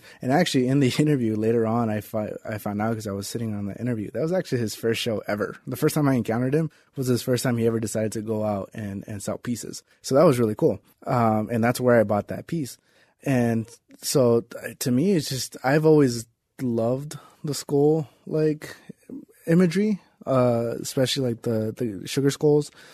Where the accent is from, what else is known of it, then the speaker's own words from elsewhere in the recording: Las Vegas, Nevada, United States; I grew up in East Las Vegas.